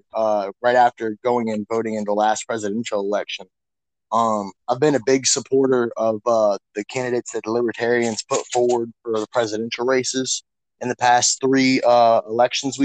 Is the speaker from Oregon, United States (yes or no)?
no; Hampton, Virginia, United States; I'm a carpenter from Hampton, Virginia